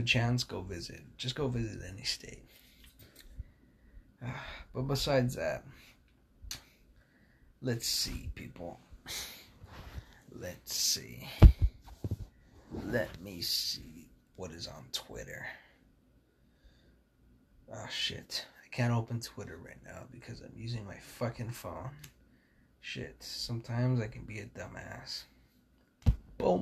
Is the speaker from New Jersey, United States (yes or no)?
no; California, United States; I'm from California.